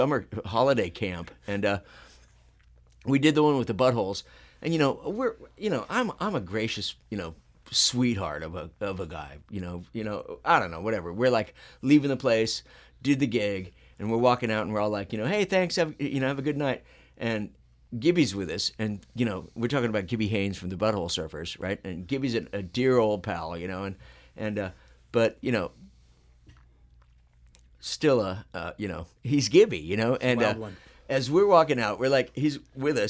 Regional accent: Phoenix, Arizona, United States; I'm from Phoenix.

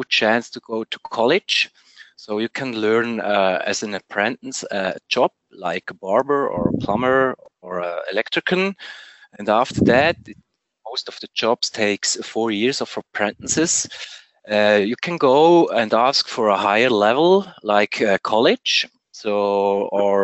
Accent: Switzerland; from Switzerland

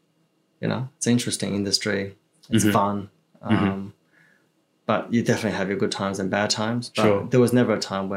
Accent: Melbourne, Victoria, Australia; English is a second language; also born or lived in China; originally I grew up in the East

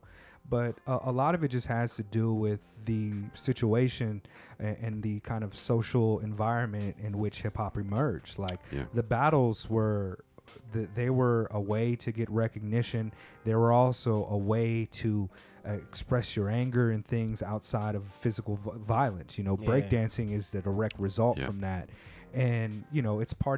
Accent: West Coast, United States; now in Japan; I come from the West Coast

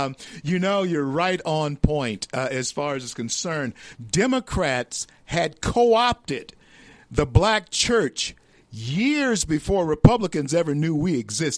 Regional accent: the South, United States; I'm a Southerner myself.

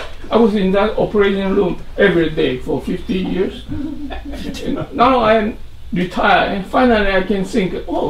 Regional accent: Taiwan; now in United States; Plus, I'm from Taiwan.

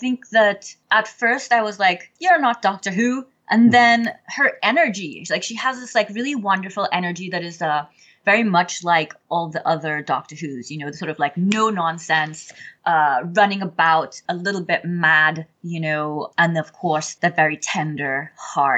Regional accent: Trinidad & Tobago; moved away as an adult; also born or lived in Nashville, Tennessee / Belfast; now in United States; I am Trinidadian. I've been living in America for the last 26 years

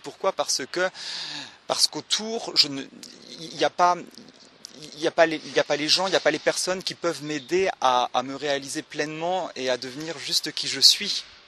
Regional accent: Le Mans, Pays de la Loire, France; je viens du Mans

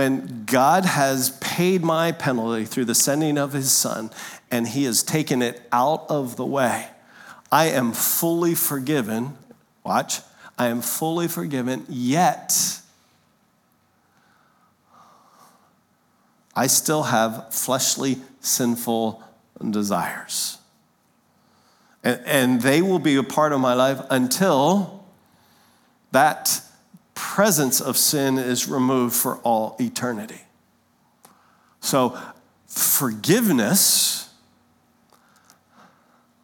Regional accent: Lancaster, Pennsylvania, United States; moved away; we grew up in Lancaster, Pennsylvania

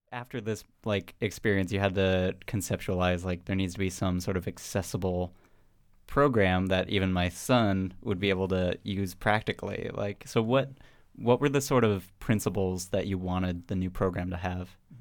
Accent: Mountain View, California, United States; I grew up in Mountain View

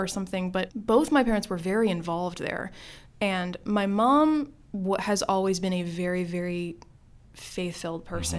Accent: Maryland, United States; grew up in Maryland, have lived in Maryland my entire life

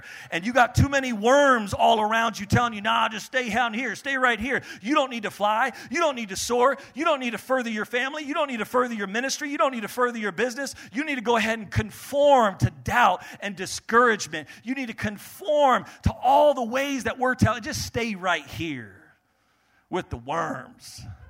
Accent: Maine, United States; born there; also born or lived in New Jersey / New York / Texas; I was born in Maine, and then lived in New Jersey, back to Maine, and then moved to New York, then moved back to Maine

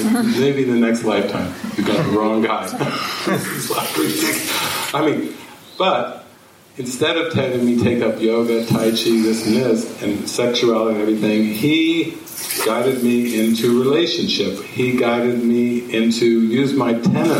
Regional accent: Midwestern United States, United States; moved away as an adult; growing up in Midwestern United States

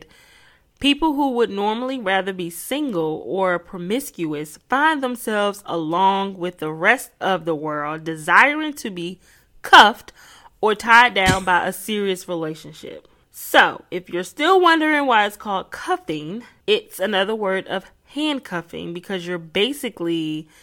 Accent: Newark, New Jersey, United States; I'm from Newark, New Jersey

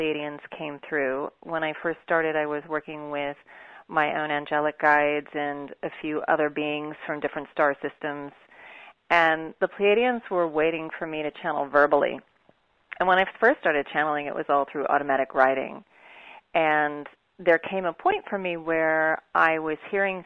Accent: Kansas, United States; I'm actually from Kansas.

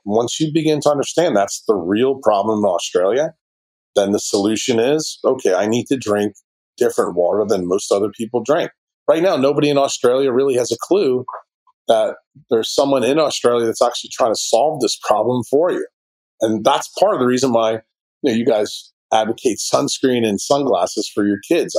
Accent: New York City, New York, United States; in my hometown in New York City

